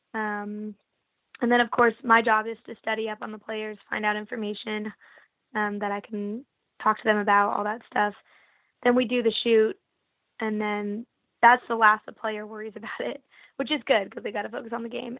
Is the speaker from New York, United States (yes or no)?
no; Northern California, United States; moved away as an adult; now in San Diego, United States; I'm from Northern California